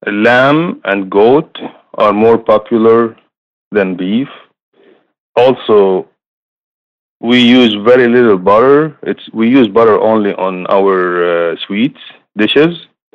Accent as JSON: {"language": "English", "town": "Sidon", "region": "South Governorate", "country": "Lebanon", "tie": "born or raised there", "moved": "as an adult", "lives_now": "Houston, United States", "said": "I originally from Lebanon, born and raised in Lebanon, came to the United States in 1990, end of 1990, from a small city called Saida. It's in the south part of Lebanon, and the Mediterranean coast"}